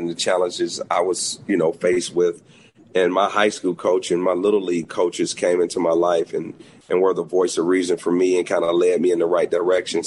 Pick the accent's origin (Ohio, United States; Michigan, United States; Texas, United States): Michigan, United States; Detroit; I live in Detroit, which I think is important. This is my hometown.